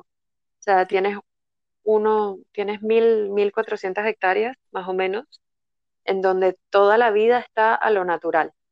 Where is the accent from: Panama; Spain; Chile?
Panama; moved away as an adult; also born or lived in Netherlands; yo soy de Panamá